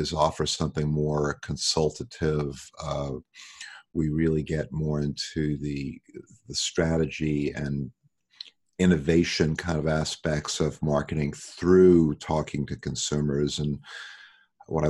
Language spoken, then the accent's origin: English; New York, United States; moved away as an adult; now in Los Angeles, United States; I live in Los Angeles. I grew up in New York.